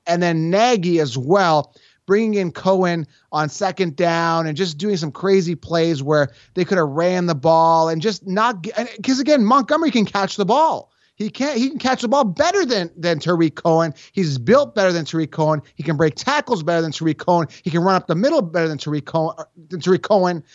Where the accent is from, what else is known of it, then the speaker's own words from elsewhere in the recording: Toronto, Ontario, Canada; also born or lived in Buffalo, New York; born and raised in the Toronto area